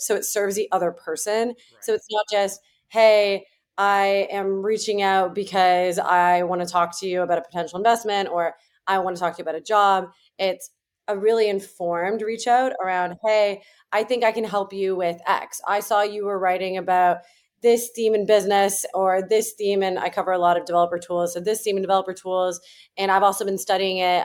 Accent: Toronto, Ontario, Canada; moved away as an adult; also born or lived in Ancaster, Ontario; now in United States; I didn't grow up in Silicon Valley, I grew up in Toronto

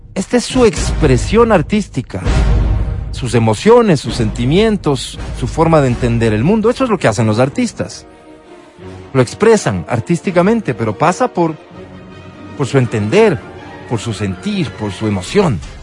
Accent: Ecuador; ciudadanos ecuatorianos

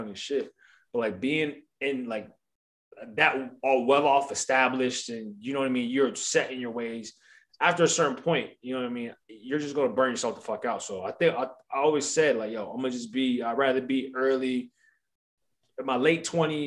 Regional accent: Columbia, Maryland, United States; moved away; also born or lived in Baltimore, Maryland; when I was back home and I was working in Baltimore, living in Columbia

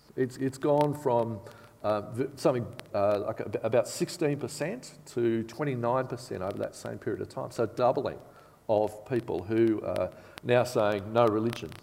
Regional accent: Bathurst, New South Wales, Australia; now in Canberra, Australia; I grew up in Bathurst

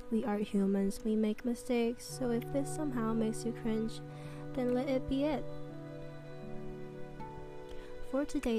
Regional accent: Taiwan; English is a second language; also born or lived in Victoria, Australia; basically a girl who was born and raised in Taiwan, lived in Australia for 2 years.

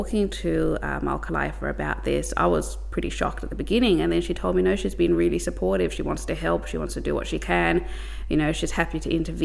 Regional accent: Melbourne, Victoria, Australia; I grew up in East St Kilda. That's, I think, a part of Melbourne that everyone knows.

